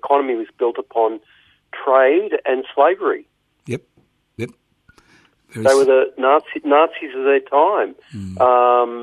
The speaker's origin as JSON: {"language": "English", "town": "Mildura", "region": "Victoria", "country": "Australia", "tie": "born or raised there", "also_born_or_lived": "Ararat, Victoria"}